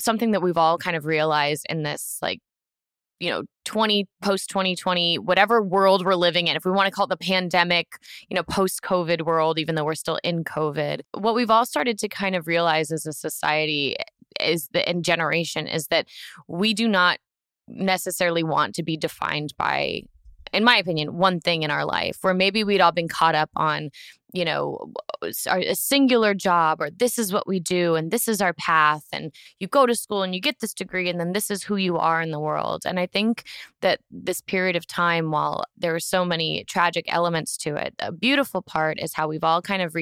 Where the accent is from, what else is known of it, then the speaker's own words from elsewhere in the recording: Florida, United States; moved away; I grew up in Florida. That's where I got my driver's license